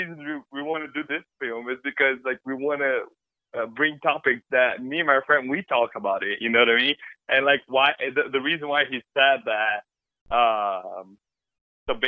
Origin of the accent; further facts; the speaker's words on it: Brazil; English is a second language; moved away as an adult; also born or lived in Ireland; I was born and raised in Brazil